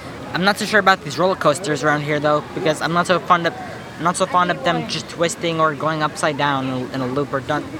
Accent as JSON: {"language": "English", "town": "Babylon", "region": "New York", "country": "United States", "said": "I'm from Long Island, Beverly Road, Babylon, New York."}